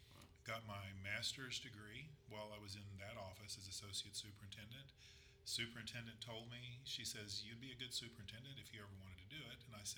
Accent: Casablanca, Casablanca-Settat, Morocco; born there; So I was born in Morocco, Casablanca, on Thanksgiving Day, 1961.

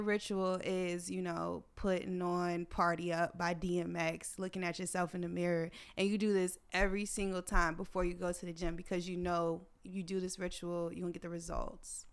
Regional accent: United States

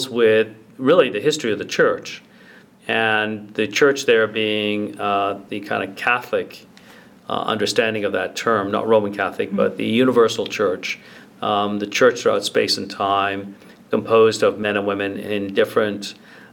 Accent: Ancaster, Ontario, Canada; also born or lived in England; I was raised in Ancaster.

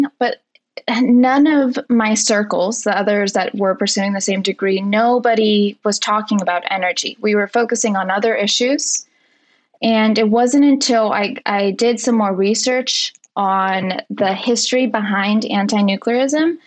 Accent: 2 hours south of Diablo Canyon, California, United States; I grew up in California here, 2 hours south of Diablo Canyon, California's only nuclear plant

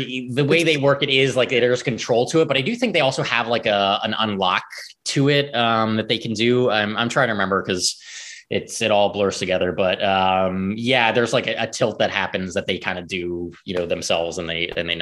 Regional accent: outside of Philadelphia, Pennsylvania, United States; I grew up outside of Philly

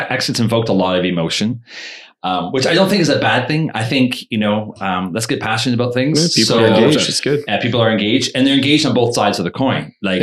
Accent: Canada

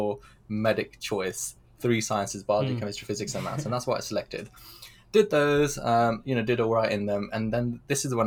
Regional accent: Pakistan; moved away; I was born in Pakistan

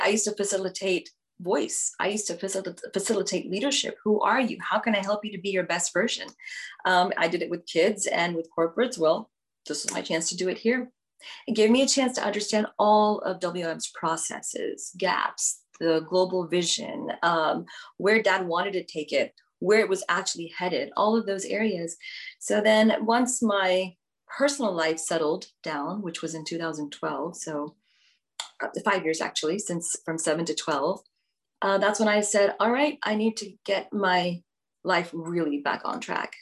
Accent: Houston, Texas, United States; moved away as an adult; also born or lived in India; now in Houston, United States; the first 17 years of my life, I was raised in Houston, Texas.

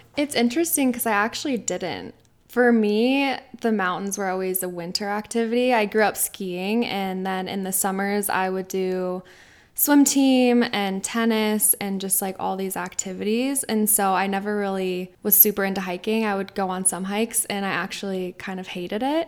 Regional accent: Denver, Colorado, United States; also born or lived in Arizona; I'm from Denver, Colorado. I grew up here.

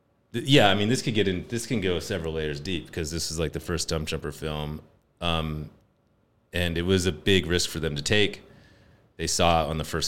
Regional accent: Morgan Hill, California, United States; I grew up in Morgan Hill

